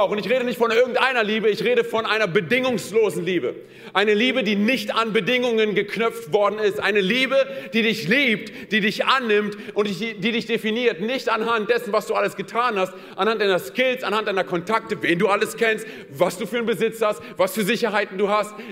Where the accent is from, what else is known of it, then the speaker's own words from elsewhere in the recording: Berlin, Germany; ich erinnere mich daran, wie ich als Kind in Berlin von meinem Vater mitgenommen worden bin zu der Außenstelle von Santa Claus.